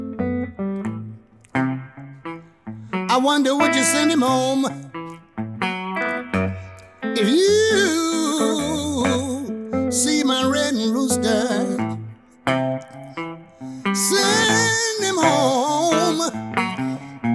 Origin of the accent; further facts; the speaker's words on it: Memphis, Tennessee, United States; moved away; also born or lived in Minnesota; I was blessed growing up in Memphis